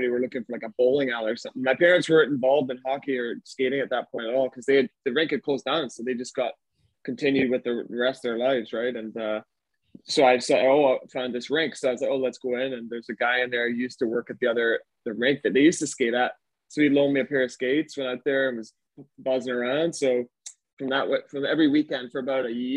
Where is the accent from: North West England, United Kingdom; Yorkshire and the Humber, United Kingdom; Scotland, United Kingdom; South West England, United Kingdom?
Scotland, United Kingdom; Glasgow; moved away; I'm from Glasgow originally.